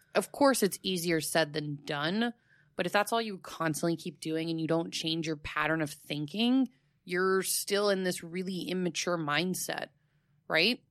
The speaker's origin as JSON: {"language": "English", "town": "Fort Myers", "region": "Florida", "country": "United States", "tie": "born or raised there", "said": "in my hometown, that's where he created it, and there's the Thomas Edison and Henry Ford Winter Estates"}